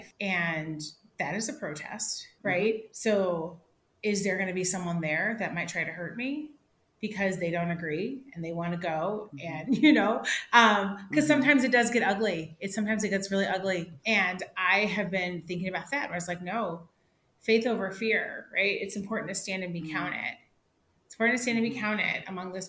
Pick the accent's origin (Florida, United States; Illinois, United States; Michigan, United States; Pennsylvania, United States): Illinois, United States; Chicago; I grew up in Chicago